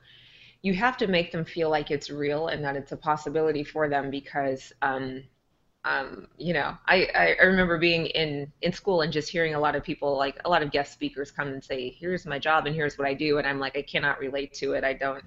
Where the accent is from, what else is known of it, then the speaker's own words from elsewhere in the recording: Omaha, Nebraska, United States; So I grew up in North Omaha. So it's one of the, if you're not familiar with Omaha, North Omaha in many cases, or in some neighborhoods, I should say, is one of the poorest in our city.